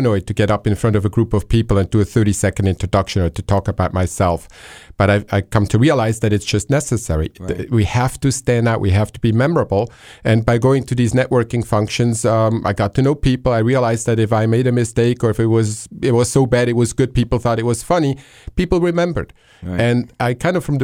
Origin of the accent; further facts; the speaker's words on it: Switzerland; moved away; I grew up in Switzerland, walking distance to the airport.